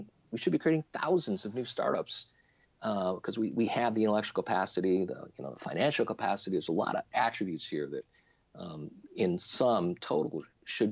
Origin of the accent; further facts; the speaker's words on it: Little Falls, New York, United States; moved away as an adult; also born or lived in Silicon Valley, California; I moved my family from Silicon Valley, where we started Trinet, to my hometown in Little Falls, New York, central New York State